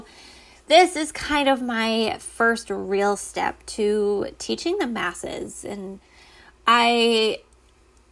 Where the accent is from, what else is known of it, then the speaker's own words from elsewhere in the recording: Connecticut, United States; also born or lived in Rhode Island; I was born and raised in Connecticut. Well, born in Rhode Island, raised in Connecticut